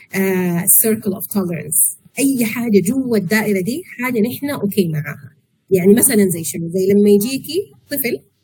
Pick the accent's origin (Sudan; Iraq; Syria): Sudan; moved away as an adult; also born or lived in Malaysia; احنا عندنا في السودان